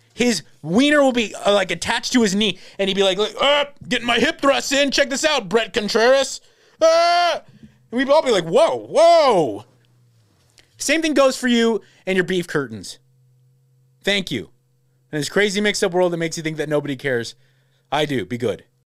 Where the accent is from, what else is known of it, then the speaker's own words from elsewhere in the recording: Los Angeles, California, United States; I'm from LA.